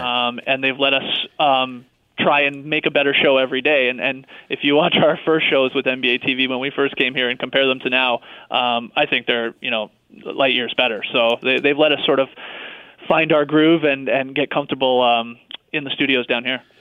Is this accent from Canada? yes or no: yes; Canada; we're from Canada